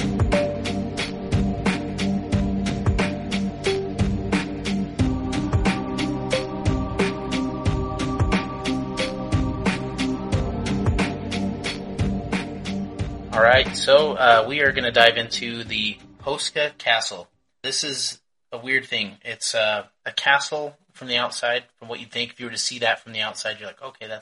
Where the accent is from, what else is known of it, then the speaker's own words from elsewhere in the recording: United States; I'm American